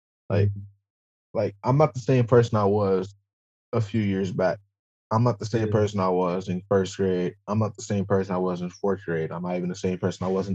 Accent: Roseville, Michigan, United States; I'm black and I'm from Michigan

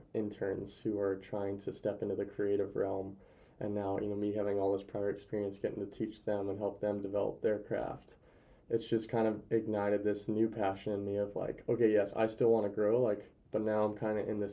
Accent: near Pullman, Washington, United States; now in Spokane, United States; I'll be back near family though, like 40 minutes from my hometown.

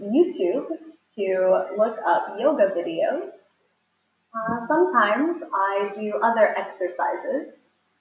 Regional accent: United States; moved away; I am from the United States of America

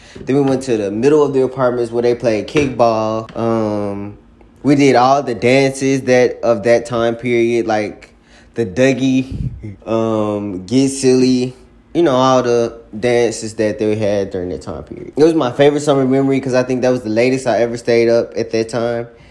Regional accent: Jackson, Mississippi, United States; I'm from Jackson, Mississippi

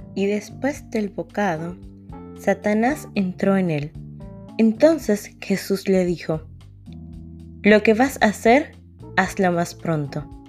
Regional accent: Dominican Republic; En mi país, Dominicana

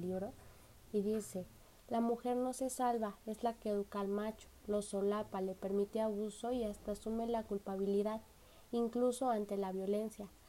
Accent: Mexico; nosotros como mexicanos

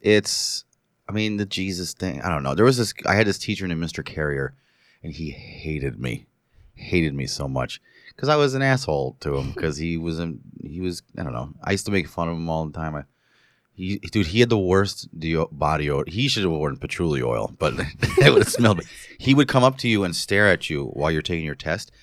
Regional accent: New Paltz, New York, United States; moved away as an adult; I was living in my hometown of New Paltz

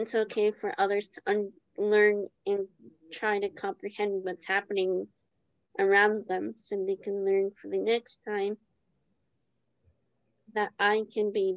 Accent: Jersey City, New Jersey, United States; I grew up in Jersey City

